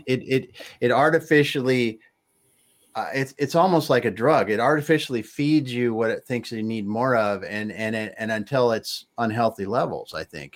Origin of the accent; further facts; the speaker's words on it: Midwest, United States; I grew up in the Midwest